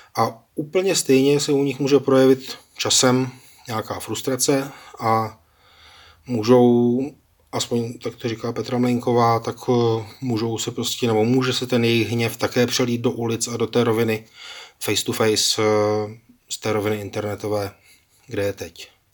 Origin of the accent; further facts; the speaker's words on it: Czechia; dlouhodobě jsme jako Češi přece učení v tom